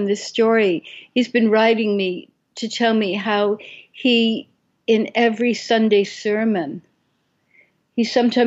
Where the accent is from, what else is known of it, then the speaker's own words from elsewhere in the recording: Brooklyn, New York, United States; I was 6 years old and growing up in Brooklyn